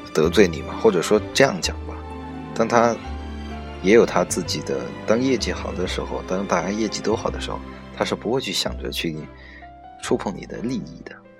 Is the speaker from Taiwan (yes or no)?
no; China; 我们中国人